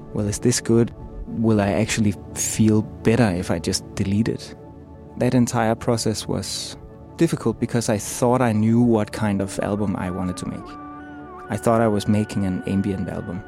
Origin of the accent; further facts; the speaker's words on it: Copenhagen, Capital Region of Denmark, Denmark; I'm from Copenhagen, Denmark